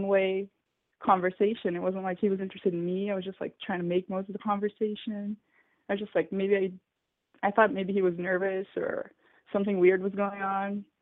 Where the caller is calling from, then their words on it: São Paulo, Brazil; I'm calling from Brazil. I live in São Paulo